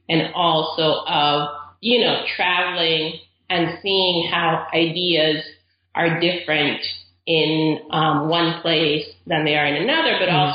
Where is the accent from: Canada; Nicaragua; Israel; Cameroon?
Nicaragua; Caribbean coast of Nicaragua; moved away as an adult; also born or lived in Austin, Texas; now in United States; I'm originally from Nicaragua. Okay. I grew up there. My whole family's from there, and we're from the Caribbean coast of Nicaragua